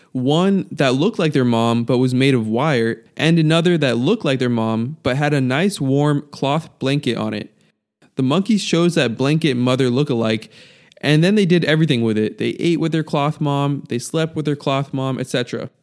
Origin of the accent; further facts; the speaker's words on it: United States; being raised in America